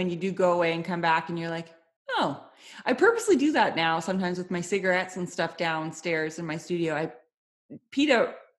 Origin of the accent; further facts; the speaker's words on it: Canada; I'm Canadian. Sorry. I have no choice. I have to be sorry.